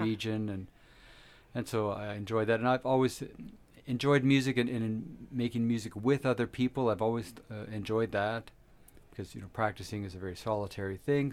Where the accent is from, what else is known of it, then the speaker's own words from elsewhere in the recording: Ontario, Canada; now in Camrose, Canada; I was born in Ontario